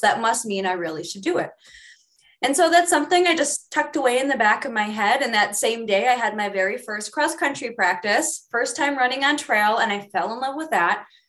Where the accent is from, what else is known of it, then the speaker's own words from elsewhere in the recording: Midwest, United States; I grew up in the Midwest